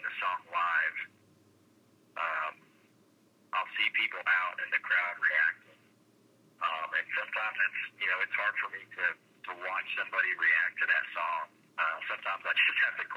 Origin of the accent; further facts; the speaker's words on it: Weatherford, Texas, United States; my hometown of Weatherford, Texas